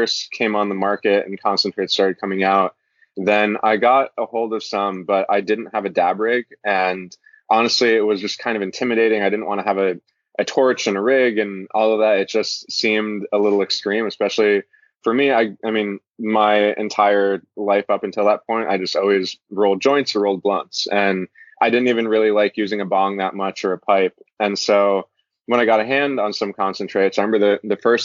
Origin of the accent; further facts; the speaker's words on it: Florida, United States; moved away as an adult; also born or lived in Norway / California; now in Hawaii, United States; I moved from Norway to Florida when I was a kid and lived there until I went to college